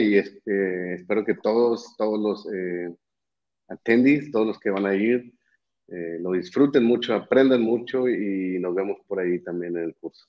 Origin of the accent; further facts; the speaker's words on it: Monterrey, Nuevo León, Mexico; also born or lived in Mexico City / Florida; soy de México, de Monterrey específicamente